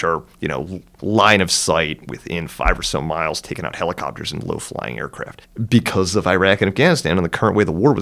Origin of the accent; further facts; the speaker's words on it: outside of Philadelphia, Pennsylvania, United States; moved away as an adult; I grew up outside of Philly